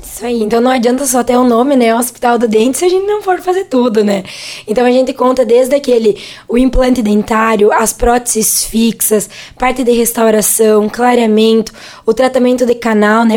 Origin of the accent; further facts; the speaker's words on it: Rodeio Bonito and Cerro Grande, Rio Grande do Sul, Brazil; moved away as an adult; also born or lived in Frederico Westphalen; now in Venâncio Aires, Brazil; nós somos de duas cidades bem pequenininhas lá do interior, que é Rodeio Bonito e Cerro Grande também